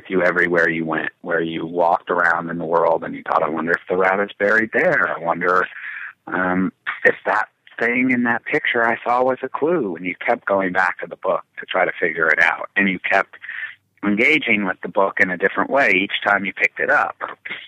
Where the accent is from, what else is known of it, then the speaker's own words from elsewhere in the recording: Cleveland, Ohio, United States; I grew up in Cleveland